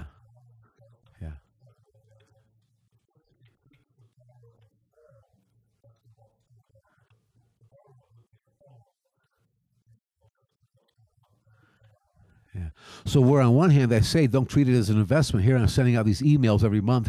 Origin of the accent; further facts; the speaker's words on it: Detroit, Michigan, United States; now in Las Vegas, United States; I come from Detroit, which was it's over 300 years old city